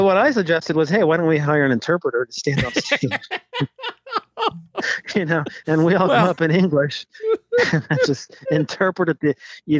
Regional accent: the South, United States; about growing up in the South, growing up in a big family.

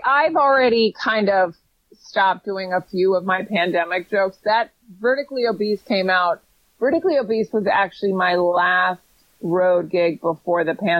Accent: Fairfax, Virginia, United States; the Johnny Depp trial was actually done in my hometown. I grew up in Fairfax, Virginia.

